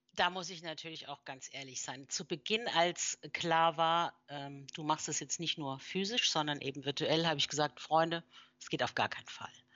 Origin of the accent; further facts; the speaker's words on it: near Mannheim, Baden-Württemberg, Germany; moved away as an adult; also born or lived in Mainz / Frankfurt / Switzerland / Berlin; Und dann hat es mich wieder in meine Heimat zurückverschlagen, nämlich hier in der Nähe von Mannheim